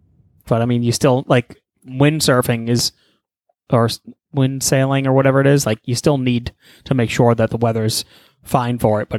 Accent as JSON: {"language": "English", "country": "Nigeria", "said": "I'm Nigerian, dude."}